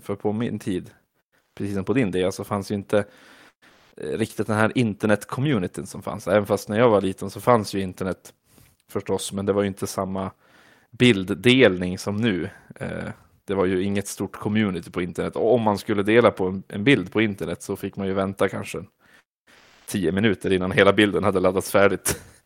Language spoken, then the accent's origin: Swedish; Vilhelmina, Västerbotten County, Sweden; jag fick mina kompisar hemma i Vilhelmina